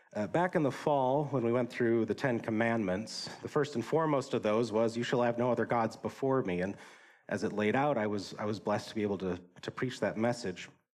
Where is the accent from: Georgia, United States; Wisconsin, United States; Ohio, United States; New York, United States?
Wisconsin, United States; I grew up in Wisconsin